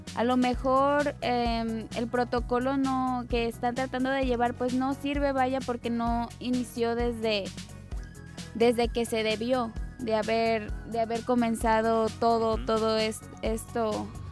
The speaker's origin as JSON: {"language": "Spanish", "country": "Mexico", "said": "de nuestro México, de nuestro estado, de nuestro municipio"}